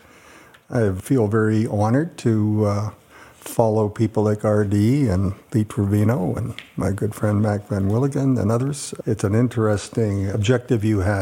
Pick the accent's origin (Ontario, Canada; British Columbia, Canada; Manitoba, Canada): Manitoba, Canada; Winnipeg; I was born in Winnipeg, Manitoba, Canada